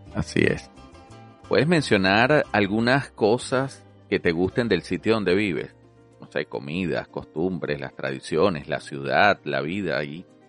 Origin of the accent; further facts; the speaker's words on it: Venezuela; moved away as an adult; now in Australia; Soy médico graduado de la Universidad Central de Venezuela